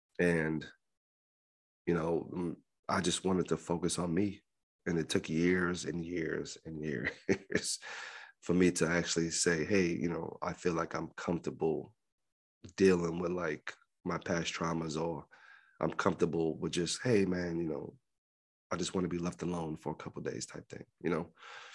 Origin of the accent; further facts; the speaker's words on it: Libya; moved away; my first, like, 2 or 3 years after I came from Libya, it was very hard.